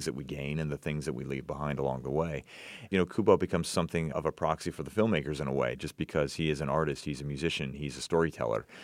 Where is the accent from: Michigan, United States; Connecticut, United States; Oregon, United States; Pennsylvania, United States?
Oregon, United States; Portland; And I grew up in Portland, Oregon